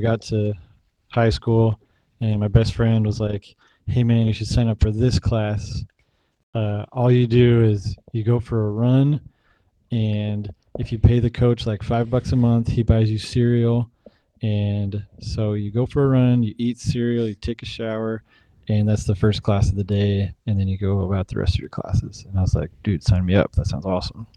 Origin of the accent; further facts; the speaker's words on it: Provo, Utah, United States; moved away as an adult; also born or lived in Texas; now in Eugene, United States; I grew up in Provo, Utah. I was born and raised there.